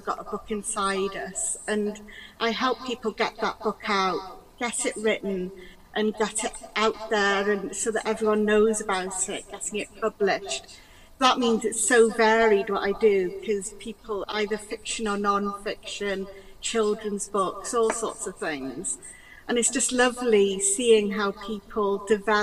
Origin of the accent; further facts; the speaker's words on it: Wales, United Kingdom; first language Welsh; English is a second language; now in Peak District, United Kingdom; English is actually my second language. My first language is Welsh